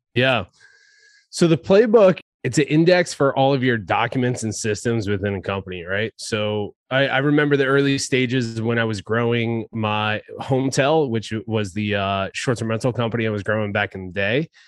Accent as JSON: {"language": "English", "region": "New Jersey", "country": "United States", "tie": "born or raised there", "moved": "yes", "lives_now": "San Diego, United States", "said": "back in my home state of New Jersey"}